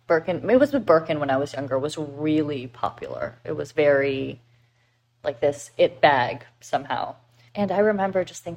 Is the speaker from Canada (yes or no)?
yes; Canada; now in United States; I'm Canadian